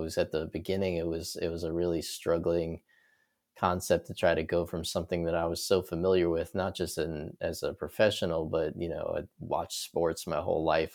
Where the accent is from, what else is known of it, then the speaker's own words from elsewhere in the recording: New York City, New York, United States; moved away as an adult; also born or lived in Florida; born and raised in New York, I was, uh, there through college. So, I was born in the city in Brooklyn, lived there my whole life